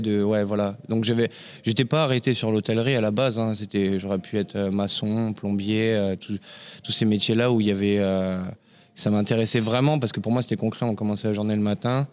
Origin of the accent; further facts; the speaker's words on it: Compiègne, Hauts-de-France, France; also born or lived in La Garenne-Colombes / Courbevoie; now in Paris, France; je suis né en banlieue parisienne à la Garenne-Colombe dans le 92 exactement. J'ai grandi à Courbevoie avec mes parents et la vie a fait que j'ai perdu ma maman à l'âge de 6 ans et mon père qui travaillait dans la région parisienne a décidé de s'installer, de faire un départ euh, en Picardie, à Compiègne